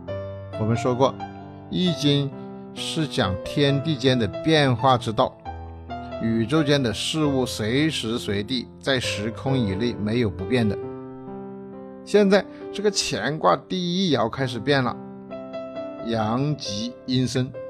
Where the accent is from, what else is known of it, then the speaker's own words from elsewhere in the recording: China; 这就是我们中国人说的“物必自腐，然后重生”